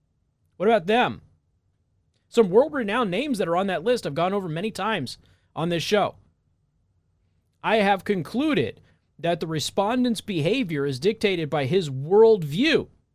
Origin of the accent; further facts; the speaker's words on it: Las Vegas, Nevada, United States; So and I'm also from Las Vegas.